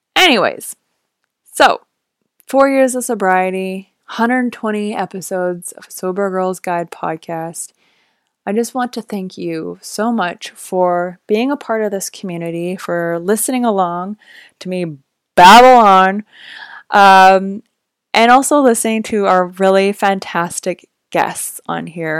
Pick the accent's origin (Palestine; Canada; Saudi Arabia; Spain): Canada; Vancouver, British Columbia; moved away as an adult; also born or lived in Los Angeles; I am from Vancouver, Canada, so being a Canadian